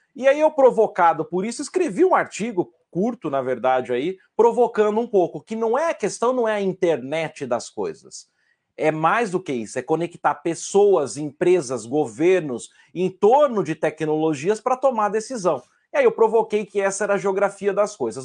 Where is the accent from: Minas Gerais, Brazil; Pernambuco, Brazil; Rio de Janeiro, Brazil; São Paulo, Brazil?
São Paulo, Brazil; São Carlos; also born or lived in Rio Claro; sendo São Carlense